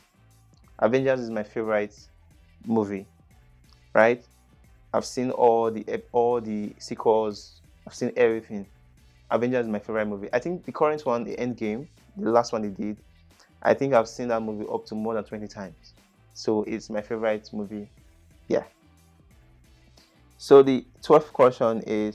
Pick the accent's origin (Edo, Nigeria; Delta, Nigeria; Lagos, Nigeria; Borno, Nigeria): Edo, Nigeria; Benin City; first language English; I grew up in Edo State, Nigeria. It's Asian city, which is Benin.